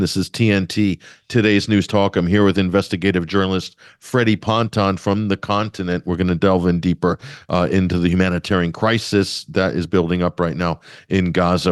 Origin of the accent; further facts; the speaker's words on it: United States; I'm talking to you as an American